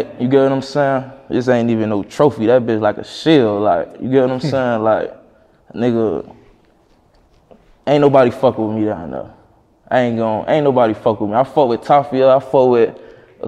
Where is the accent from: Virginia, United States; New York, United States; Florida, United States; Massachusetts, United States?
Florida, United States; Miami; you could say I'm from Brown Sub